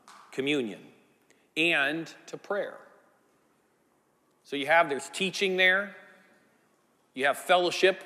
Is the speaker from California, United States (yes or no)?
yes; Northern California coast, United States; I grew up in the Northern California on the coast